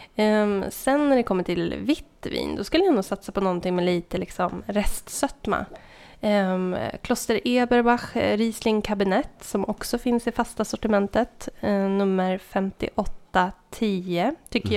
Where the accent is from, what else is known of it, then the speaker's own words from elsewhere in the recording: southern Norrland, Sweden; moved away; Jag kommer från södra Norrland